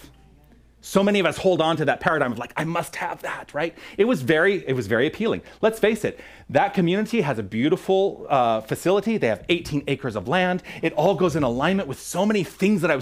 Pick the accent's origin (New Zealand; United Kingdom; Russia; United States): United States; Tucson, Arizona; moved away as an adult; move back to Tucson, my hometown